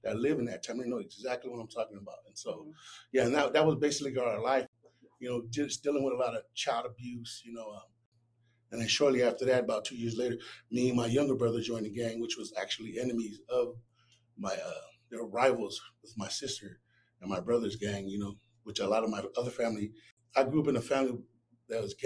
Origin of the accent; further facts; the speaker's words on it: Long Beach, California, United States; I was raised in Long Beach, California, and I was born in 81